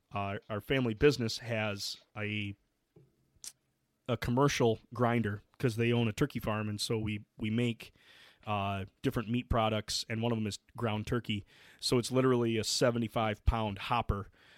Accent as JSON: {"language": "English", "region": "Michigan", "country": "United States", "said": "I'm a bum from Michigan who has been trying to cook wild game more and learn from other people"}